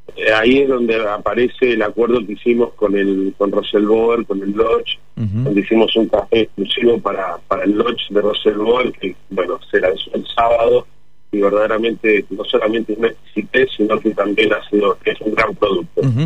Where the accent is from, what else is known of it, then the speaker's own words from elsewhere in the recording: General Alvear, Mendoza, Argentina; moved away; Mi familia y yo nacimos en General Alvear